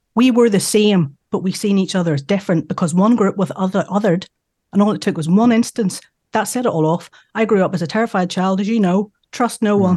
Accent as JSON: {"language": "English", "region": "Northern Ireland", "country": "United Kingdom", "said": "we're from Northern Ireland"}